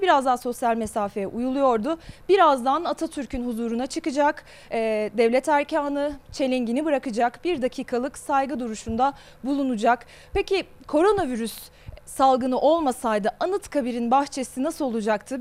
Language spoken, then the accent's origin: Turkish; Ankara, Turkey; Küçükken Ankara. Okula ee, Ankara'da e, Eryaman'da aslında küçük Eryaman'da küçük bir mahalle ilkokulunda okudum ben.